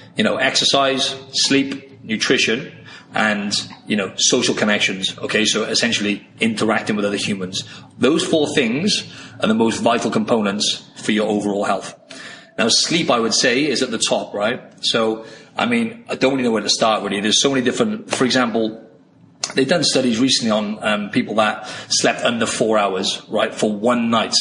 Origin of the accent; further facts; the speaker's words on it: Wales, United Kingdom; moved away as an adult; now in Sydney, Australia; I'm from the UK originally. I'm from Wales in the UK, and I came over to Australia